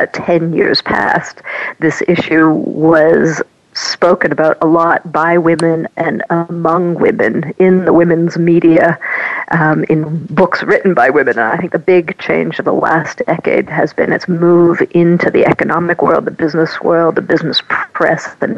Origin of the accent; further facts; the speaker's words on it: Canada; moved away as an adult; also born or lived in North America / Europe; now in Paris, France; I'm a Canadian-born French and Swiss nationality, and I have spent my youth in North America, my adult life in Europe